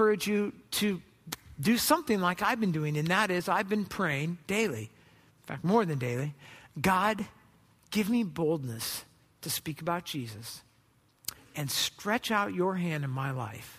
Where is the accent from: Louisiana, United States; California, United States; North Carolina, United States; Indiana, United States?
California, United States; Southern; I grew up in Southern California.